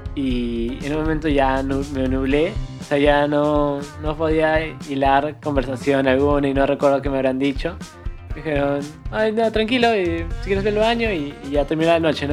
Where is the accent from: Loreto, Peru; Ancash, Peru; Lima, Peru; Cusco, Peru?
Cusco, Peru; somos de Cusco